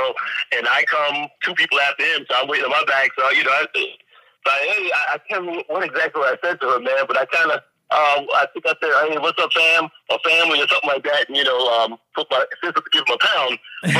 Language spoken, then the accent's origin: English; New York City, New York, United States; also born or lived in London / Atlanta; although I was born in London, I grew up in Brooklyn.